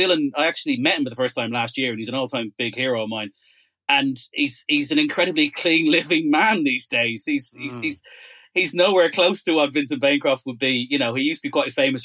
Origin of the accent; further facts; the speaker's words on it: Ireland; I grew up in Ireland in the 1980s.